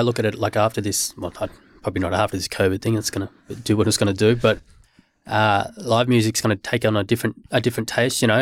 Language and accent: English; Australia; being Aus-, growing up in Australia